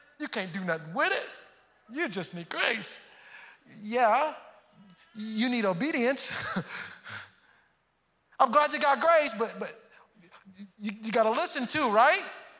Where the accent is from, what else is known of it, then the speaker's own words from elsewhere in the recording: Houston, Texas, United States; moved away; also born or lived in Missouri; And I grew up in, I'm from Houston, go Astros. I'm from Houston, but then we moved later on to Missouri, and it was the first time I had experienced snow and seasons.